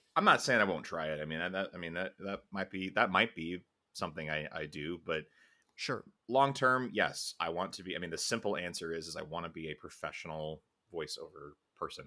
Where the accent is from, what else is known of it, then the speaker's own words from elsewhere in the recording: Chicago, Illinois, United States; we grew up in Chicago